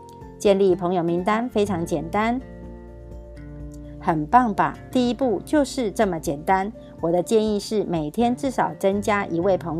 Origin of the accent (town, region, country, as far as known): Miaoli, Miaoli County, Taiwan